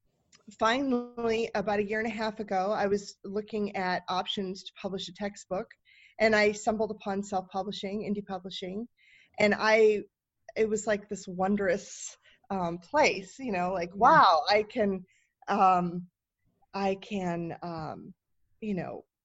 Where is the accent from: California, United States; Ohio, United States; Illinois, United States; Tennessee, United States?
Ohio, United States; Toledo; I grew up in Ohio, in the Toledo area, where glass is one of the primary industries.